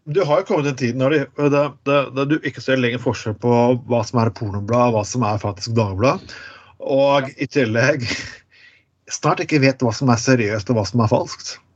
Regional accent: Skien, Telemark, Norway; jeg er fra Skien

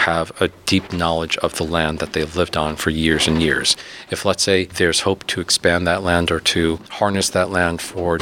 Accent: New York City, New York, United States; also born or lived in Ithaca, New York; now in Philadelphia, United States; I'm originally from New York City

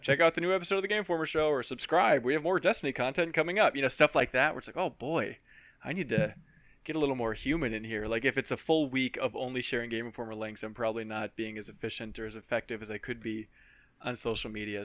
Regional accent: Minnesota, United States; I grew up in Minnesota

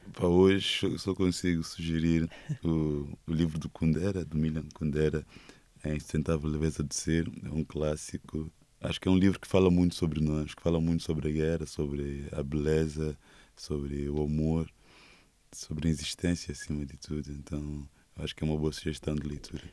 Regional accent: Mozambique; born or raised there; first language Portuguese; moved away as an adult; now in Portugal

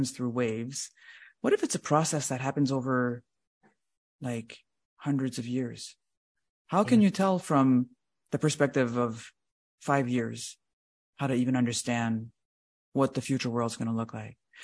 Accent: Canada; just as a Canadian, I'm not very proud of all that part of our heritage

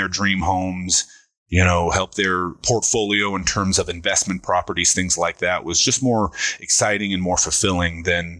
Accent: San Diego, California, United States; born there; also born or lived in Pensacola / Virginia Beach; I was born in San Diego, lived in Pensacola, Florida, Virginia Beach, Virginia, and then we ended up out here when I was around 10.

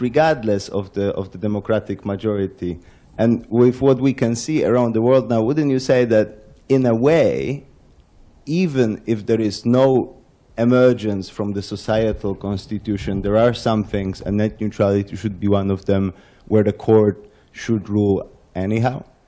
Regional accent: Poland; I come from Poland, have strong ties to Germany, uh, to Hungary

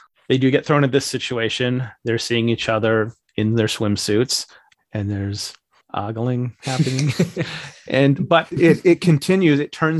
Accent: Missouri, United States; I'm from Missouri, okay.

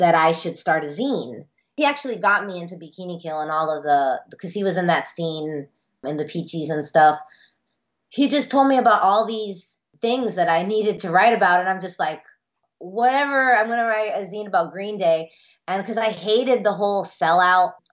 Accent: Miami, Florida, United States; I'm Cuban American. I'm first generation. I grew up in Miami.

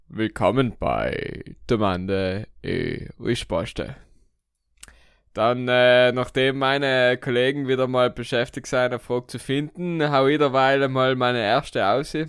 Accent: Italy; wir sind ja Italiener

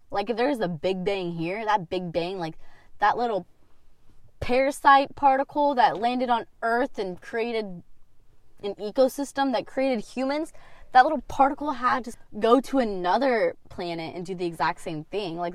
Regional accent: Kansas, United States; also born or lived in Florida / Colorado; Okay, so I was born in Florida. I've been to Illinois, moved to Kansas when I was four. I moved to Colorado when I was eight

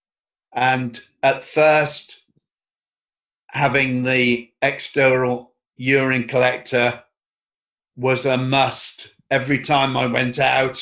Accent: Birmingham, West Midlands, United Kingdom; I was born in Birmingham in England, the 23rd of September, 1955.

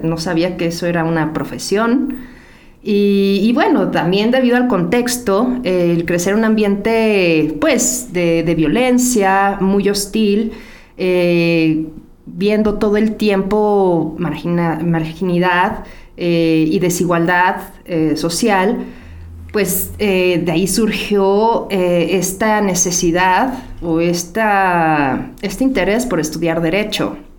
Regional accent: Ecatepec, State of Mexico, Mexico; Yo crecí en Ecatepec, en Ciudad Azteca

